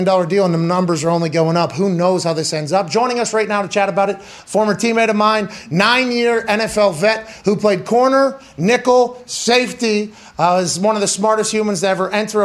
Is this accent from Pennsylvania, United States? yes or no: yes; Pennsylvania, United States; moved away; I grew up in Pennsylvania